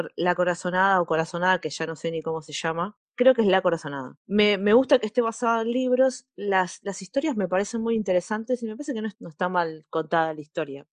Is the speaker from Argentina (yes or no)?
yes; Argentina